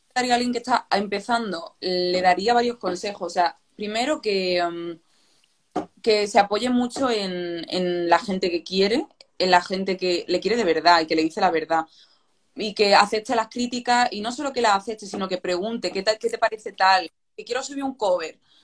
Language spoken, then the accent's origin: Spanish; Málaga, Andalusia, Spain; moved away as an adult; now in Madrid, Spain